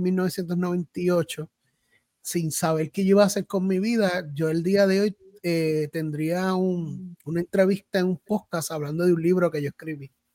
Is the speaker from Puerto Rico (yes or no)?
yes; Salinas, Puerto Rico; also born or lived in Ponce, Puerto Rico; now in Juncos, Puerto Rico; yo soy natural de Salinas, nací en Ponce